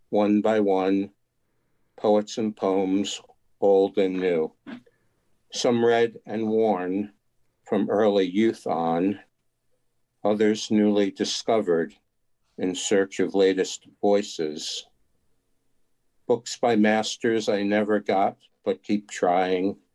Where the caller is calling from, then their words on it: Tarrytown, New York, United States; New York.